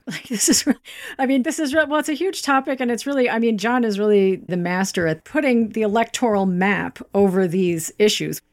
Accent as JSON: {"language": "English", "region": "Kansas", "country": "United States", "tie": "born or raised there", "also_born_or_lived": "Denmark / Greenwich", "moved": "as an adult", "said": "I'm originally from Kansas."}